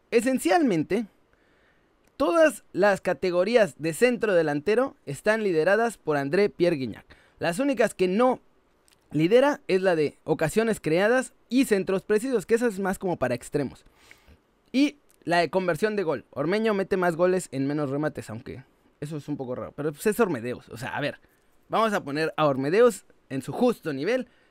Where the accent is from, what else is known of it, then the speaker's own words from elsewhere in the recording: Saltillo, Coahuila, Mexico; yo soy de Saltillo